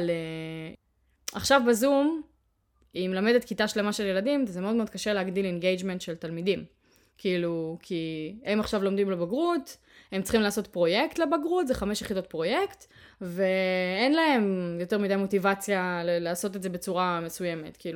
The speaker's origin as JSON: {"language": "Hebrew", "town": "Ariel", "region": "West Bank", "country": "Israel", "tie": "born or raised there", "said": "אני גדלתי באריאל, אבל למדתי בתיכון בתל אביב"}